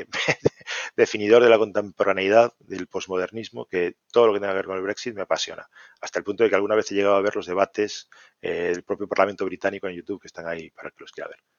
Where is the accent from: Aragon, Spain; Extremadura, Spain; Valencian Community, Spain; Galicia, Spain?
Galicia, Spain; Santiago de Compostela; born there; Galicia no hay ningún sitio que me disguste. Tenemos la suerte de, de tener una geografía espectacular. yo nací en Santiago, así que te voy a decir dos